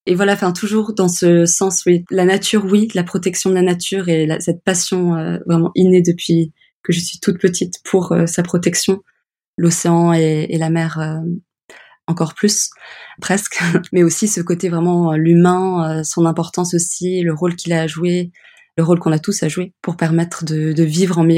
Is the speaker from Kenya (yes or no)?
yes; Kenya; Et puis, oui, mon enfance passée au Kenya avec les coraux.